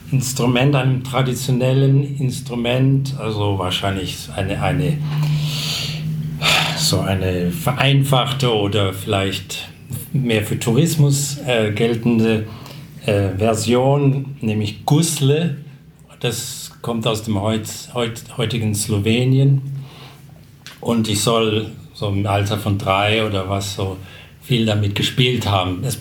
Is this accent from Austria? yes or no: no; South Africa; first language English; German is a second language; meine Muttersprache ist eigentlich Englisch äh, und äh, in, in, in, der Sprache, in der ich erzogen wurde, die fing ich erst dann wirklich mit sieben ähm, zu sprechen